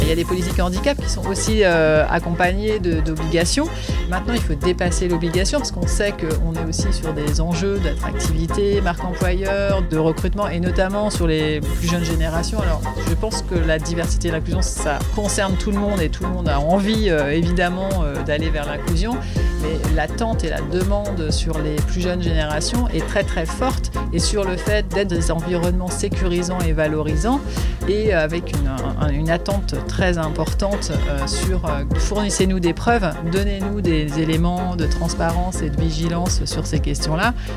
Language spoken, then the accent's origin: French; Nantes, Pays de la Loire, France; j'ai ouvert Incubator à Nantes puisque je suis nantaise